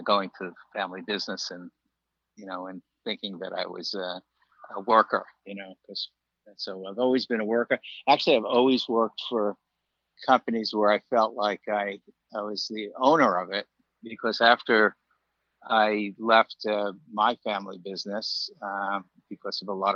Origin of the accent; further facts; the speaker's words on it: New York City, New York, United States; moved away as an adult; also born or lived in Long Island, New York; now in Florida, United States; I grew up actually in Brooklyn